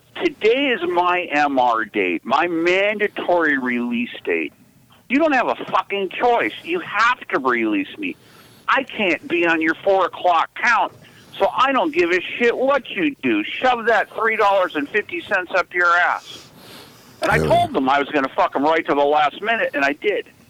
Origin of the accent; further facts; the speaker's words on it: Los Angeles, California, United States; I'm from the San Fernando Valley